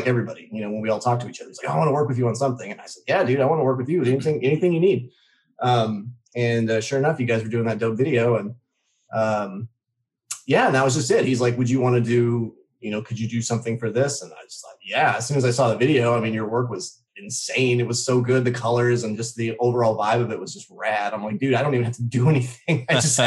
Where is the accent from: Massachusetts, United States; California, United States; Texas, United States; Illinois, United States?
Illinois, United States; Southern; grew up in Southern Illinois.